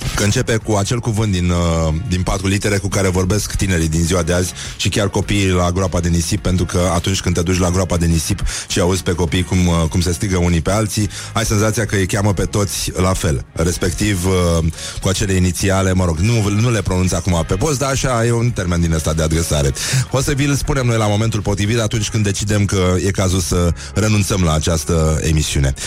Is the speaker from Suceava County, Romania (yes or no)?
no; Brăila, Brăila County, Romania; sunt din Brăila